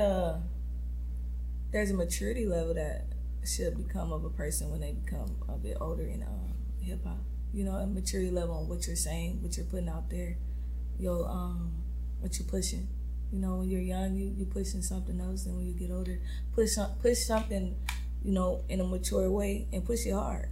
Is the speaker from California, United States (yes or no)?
yes; Compton, California, United States; I'm from Compton, California, born and raised.